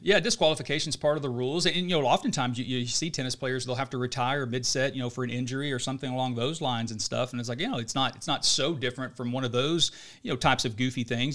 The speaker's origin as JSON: {"language": "English", "town": "Oklahoma City", "region": "Oklahoma", "country": "United States", "said": "we're obviously from Oklahoma City"}